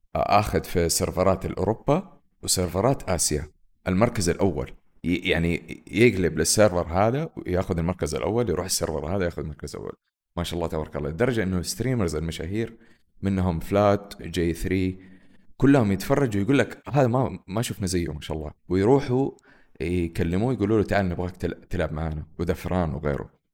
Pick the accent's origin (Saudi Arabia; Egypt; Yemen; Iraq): Saudi Arabia; عندنا في السعودية